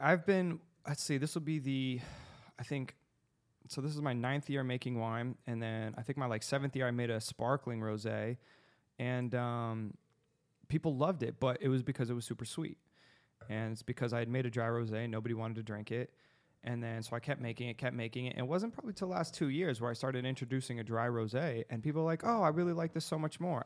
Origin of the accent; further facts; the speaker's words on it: Arizona, United States; I'm from Arizona.